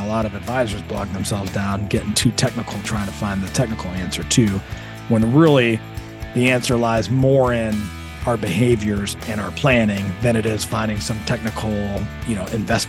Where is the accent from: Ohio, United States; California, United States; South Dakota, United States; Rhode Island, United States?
Ohio, United States; Toledo; You know, I grew up in Toledo, like we talked about.